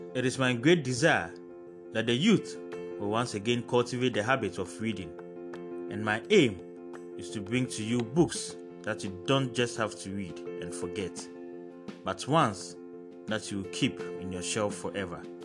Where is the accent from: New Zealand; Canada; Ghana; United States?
Ghana; As a Ghanaian author